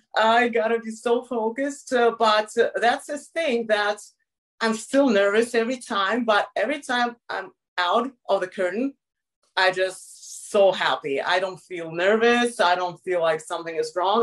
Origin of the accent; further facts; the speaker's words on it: Moscow, Russia; I grew up in Moscow my whole life, so it's a big city